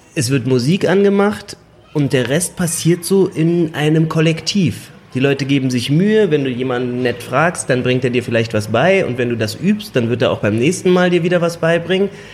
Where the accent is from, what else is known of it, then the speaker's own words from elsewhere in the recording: Germany; also born or lived in China; wir nach Deutschland kamen. Wir waren ein paar Monate hier